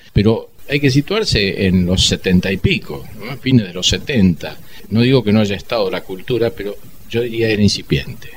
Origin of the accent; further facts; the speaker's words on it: Argentina; como argentino